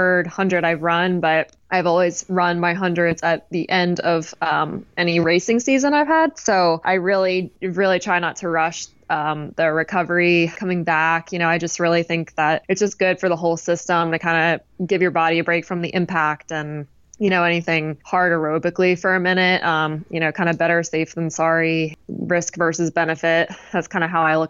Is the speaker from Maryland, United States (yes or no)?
yes; Maryland, United States; where I grew up in Maryland is kind of I grew up right near the starting line of the JFK 50 mile